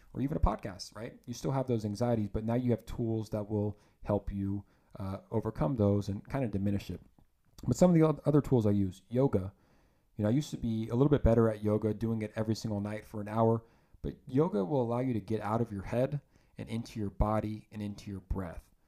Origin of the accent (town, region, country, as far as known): Lithia, Florida, United States; born or raised there; moved away as an adult; also born or lived in Georgia / Santa Barbara, California